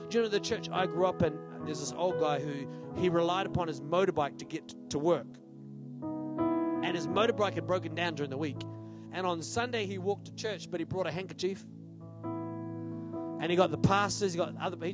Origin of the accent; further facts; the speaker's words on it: Australia; now in New Zealand; The town I grew up in Australia, 20%, 22% unemployment.